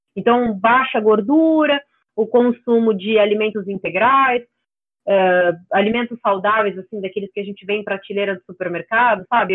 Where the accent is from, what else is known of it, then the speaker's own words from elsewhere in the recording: São Paulo, Brazil; Eu nasci em São Paulo e eu falo aqui mesmo, então é, não, não sou do sul